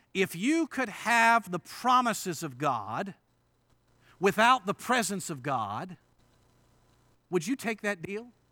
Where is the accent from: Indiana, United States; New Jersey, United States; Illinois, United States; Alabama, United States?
Indiana, United States; moved away; I grew up in Indiana, and this is the first time, uh, since high school that I've been invited to preach at a church in Indiana